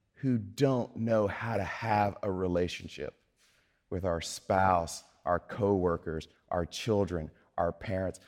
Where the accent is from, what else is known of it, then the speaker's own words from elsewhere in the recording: Mississippi, United States; I'm from Mississippi